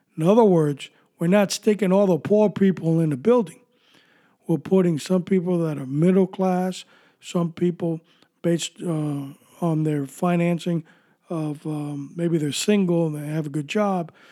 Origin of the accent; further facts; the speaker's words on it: New York City, New York, United States; moved away; also born or lived in Miami, Florida; I was born and raised in New York City